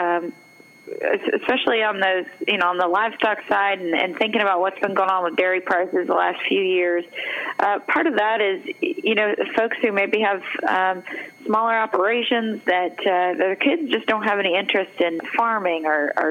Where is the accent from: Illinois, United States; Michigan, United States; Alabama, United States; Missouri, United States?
Missouri, United States; moved away; I'm from Missouri originally